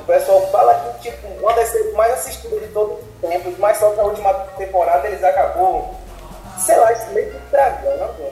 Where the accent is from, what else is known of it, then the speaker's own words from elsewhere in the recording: Salvador, Bahia, Brazil; Eu sou da capital da Bahia.